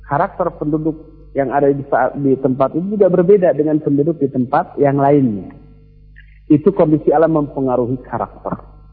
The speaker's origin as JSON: {"language": "Indonesian", "town": "Bandung", "region": "West Java", "country": "Indonesia", "said": "Coba lihat, kita orang Bandung di sini, rata-rata kesannya lembut, lunak, lele, begitu ya."}